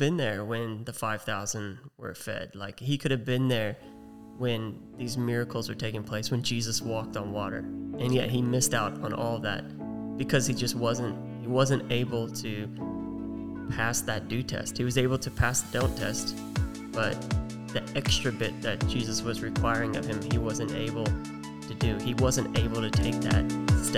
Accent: United States; accent: American; now in Australia; we got two Americans hosting a podcast based out of Australia

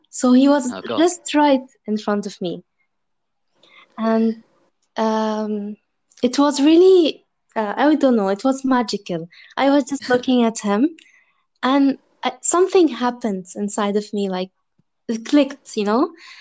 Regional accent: Dubai, United Arab Emirates; also born or lived in Egypt; I'm originally from Egypt and I was born and raised in Dubai

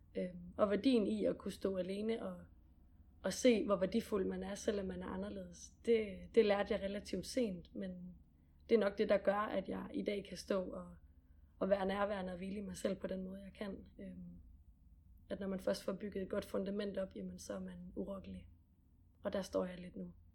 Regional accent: Gram, Southern Denmark, Denmark; Gram, hvor jeg kommer fra ja. i Sønderland.

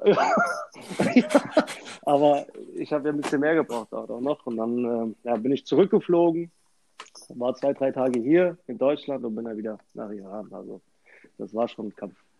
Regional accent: Sicily, Italy; in Sizilien, wo ich herkomme

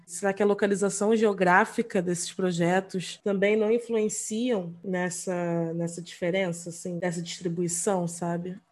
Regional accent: Rio de Janeiro, Brazil; eu sou da Zona Norte

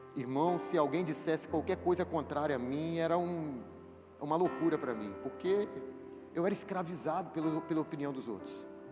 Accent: Itaperuna, Rio de Janeiro, Brazil; Eu sou de Itaperuna

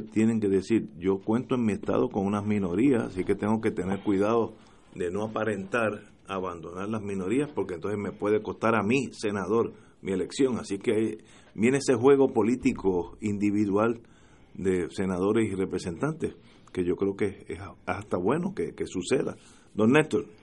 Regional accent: Puerto Rico; Sobre todo estoy hablando como puertorriqueño, que nosotros somos los que necesita, necesitamos esa ayuda

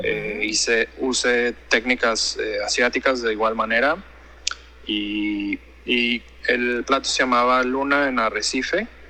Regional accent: Guadalajara, Jalisco, Mexico; moved away as an adult; also born or lived in Mérida; now in Hong Kong; soy de Guadalajara de Guadalajara, Jalisco. Mi padre era de Colima y mi madre era de, Guadalajara. Este, crecí con la cocina de Jalisco

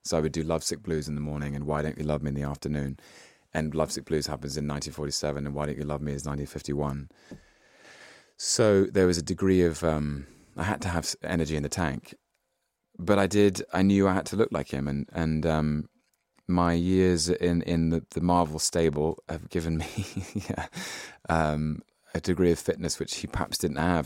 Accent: London, United Kingdom; I was born in London in nineteen eighty-one

